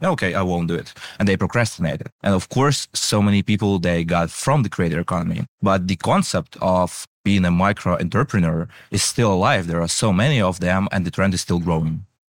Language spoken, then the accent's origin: English; Ukraine; we are from Ukraine